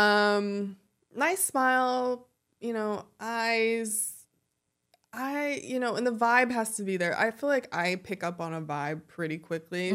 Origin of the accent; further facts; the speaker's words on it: Ventura County, California, United States; also born or lived in Los Angeles; I'm from, uh, Ventura County